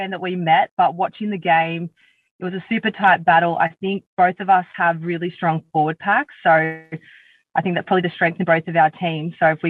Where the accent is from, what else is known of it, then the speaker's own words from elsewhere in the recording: Sydney, New South Wales, Australia; So I grew up in the Southern Shire. I was born and bred in Caringbah. I'm one of three.